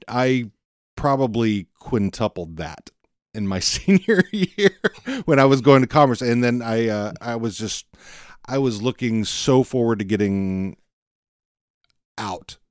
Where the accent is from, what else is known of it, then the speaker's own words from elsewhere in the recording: Fort Worth, Texas, United States; also born or lived in Pilot Point, Texas; I'm from Fort Worth originally